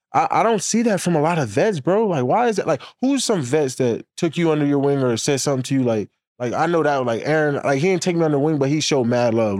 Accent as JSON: {"language": "English", "town": "Harrisburg", "region": "Pennsylvania", "country": "United States", "said": "I'm from Harrisburg."}